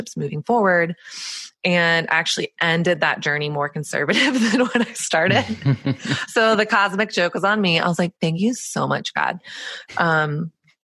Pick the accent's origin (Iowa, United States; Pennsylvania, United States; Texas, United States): Texas, United States; born or raised there; moved away as an adult; also born or lived in Southern California; now in New York City, United States